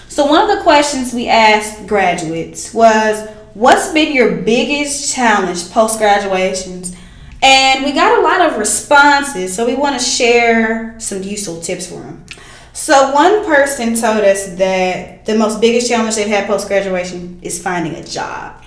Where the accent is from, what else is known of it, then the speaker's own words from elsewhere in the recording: East Texas, United States; now in Dallas, United States; when they moved here to Dallas, you know I'm from East Texas